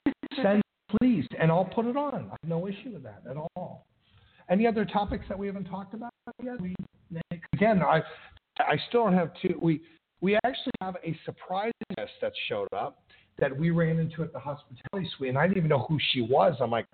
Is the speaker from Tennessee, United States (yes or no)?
yes; Tennessee, United States; the most friendliest one that I've had happens to be my home state, Tennessee.